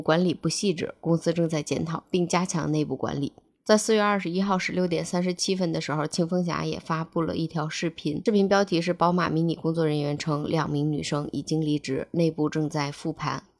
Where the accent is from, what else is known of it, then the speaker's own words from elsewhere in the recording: China; 不止我们中国人可以看到了